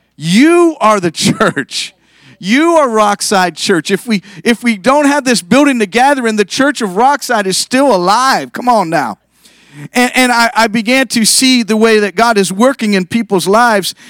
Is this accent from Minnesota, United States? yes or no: no; Youngstown, Ohio, United States; moved away as an adult; now in Columbus, United States; I'm originally from Northeast Ohio, from Youngstown